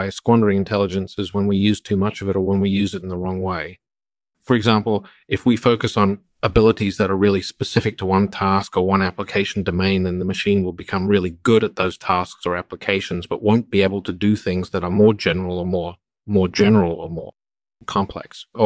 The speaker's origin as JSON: {"language": "English", "town": "Newton", "region": "Massachusetts", "country": "United States", "tie": "born or raised there", "said": "I was actually born in Massachusetts."}